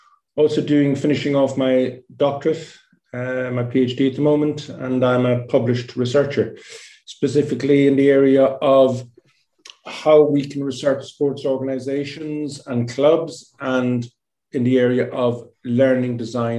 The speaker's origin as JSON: {"language": "English", "town": "Cork", "region": "Munster", "country": "Ireland", "moved": "as an adult", "lives_now": "Stockholm, Sweden", "said": "I'm originally from Cork City in Ireland, but I've been living in Stockholm in Sweden for over 25 years."}